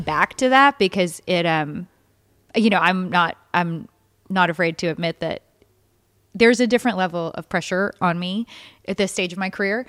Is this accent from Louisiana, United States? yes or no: yes; Baton Rouge, Louisiana, United States; moved away; I'm born and raised in Baton Rouge